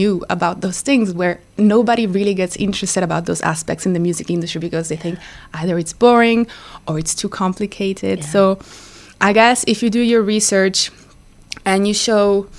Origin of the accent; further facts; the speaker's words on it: Ticino, Switzerland; moved away as an adult; also born or lived in Lausanne / London; I am from Ticino, a very small valley in North Ticino